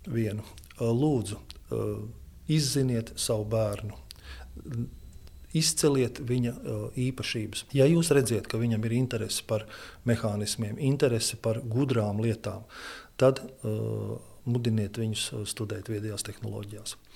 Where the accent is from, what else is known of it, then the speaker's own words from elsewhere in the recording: Ventspils, Kurzeme, Latvia; now in Liepāja, Latvia; Pārcēlies es esmu, bet dzimis tāpatās es esmu pie jūras. Mana dzimtā pilsēta ir Ventspils, bet uh, pie liepājas man vienkārši nav jautājumu.